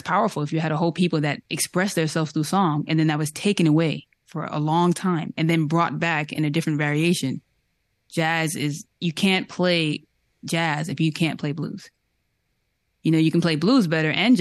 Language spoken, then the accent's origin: English; New York, United States; I'm from New York